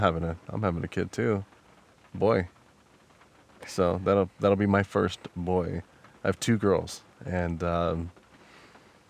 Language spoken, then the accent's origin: English; Wyoming, United States; I'm from Wyoming.